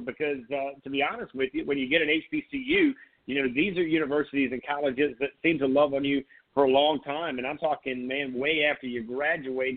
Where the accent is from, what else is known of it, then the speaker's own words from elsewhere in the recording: Grand Strand, South Carolina, United States; I grew up on the Grand Strand